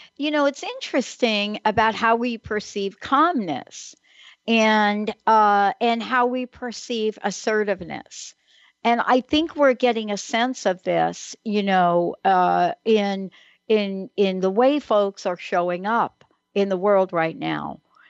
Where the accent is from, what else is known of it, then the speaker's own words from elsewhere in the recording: New Jersey, United States; moved away; growing up in New Jersey